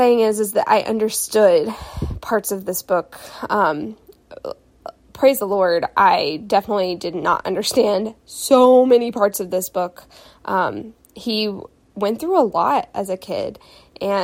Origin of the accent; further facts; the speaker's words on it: the South, United States; growing up in the South